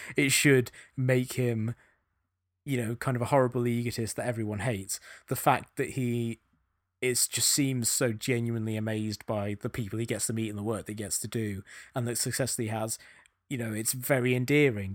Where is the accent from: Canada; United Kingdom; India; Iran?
United Kingdom; England; accent: English; now in United States